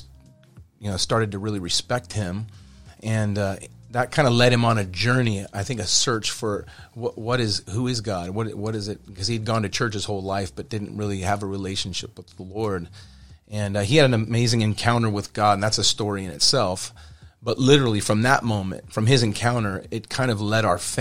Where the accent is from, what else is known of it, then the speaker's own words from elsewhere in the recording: Kingman, Arizona, United States; moved away; I was born in Kingman, Arizona